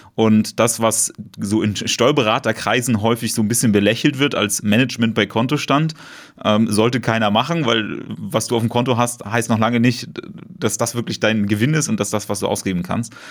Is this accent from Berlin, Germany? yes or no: yes; Berlin, Germany; komme ich aus Berlin